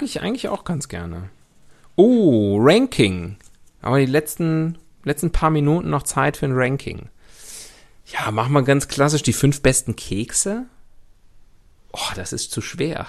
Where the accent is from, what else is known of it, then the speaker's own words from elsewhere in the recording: Leverkusen, North Rhine-Westphalia, Germany; now in Munich, Germany; meine Heimatstadt Leverkusen